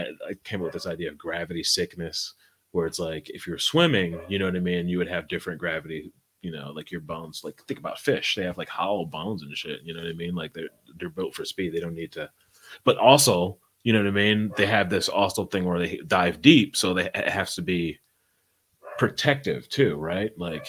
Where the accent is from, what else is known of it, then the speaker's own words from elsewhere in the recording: Ohio, United States; I'm from Ohio. We have NASA out there.